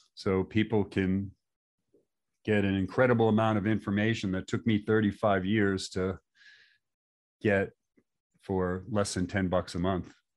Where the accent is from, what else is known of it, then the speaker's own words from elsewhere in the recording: New York, United States; moved away as an adult; also born or lived in Long Beach, California; my neighborhood where I grew up in New York